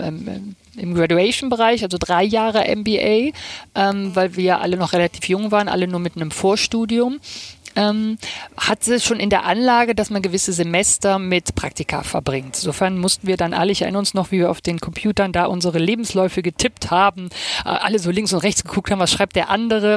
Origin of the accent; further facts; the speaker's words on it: Rhineland, Germany; now in Hamburg, Germany; Ich komme ähm, aus dem Rheinland, äh, hört man ja auch immer noch